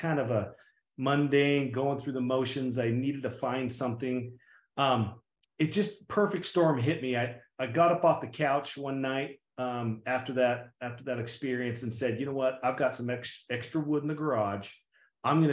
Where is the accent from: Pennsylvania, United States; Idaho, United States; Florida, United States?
Idaho, United States; I'm just a farm kid from Idaho. I grew up in Idaho, small town Idaho.